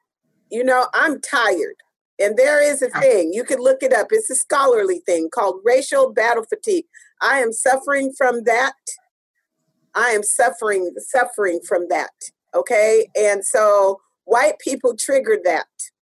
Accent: United States; We can't even come in because we're American, right?

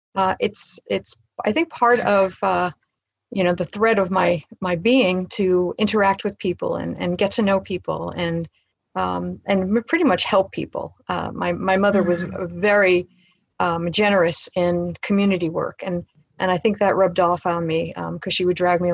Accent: New York City, New York, United States; moved away as an adult; also born or lived in Colorado; now in Pierce County, United States; I grew up in Brooklyn, New York, and that is where my entire family still lives

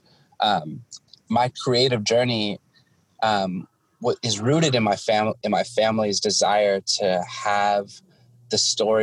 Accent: Washington, United States; also born or lived in Guam; I was born and raised here on Turtle Island, born on the lands of the Snohomish, raised in the Swinomish, Shwedab, and Dokobsh, where I currently live

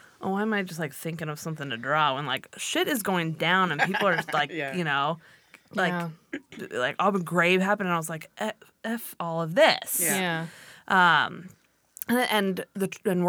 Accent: Oak Park, California, United States; moved away as an adult; also born or lived in Sonoma, California; now in Washington, United States; I grew up in Oak Park, California, a tiny little suburb kind of near the valley, Thousand Oaks area

